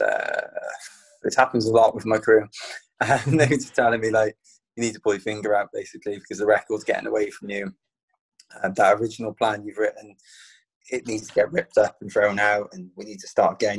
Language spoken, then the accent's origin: English; Penarth, Wales, United Kingdom; running through my hometown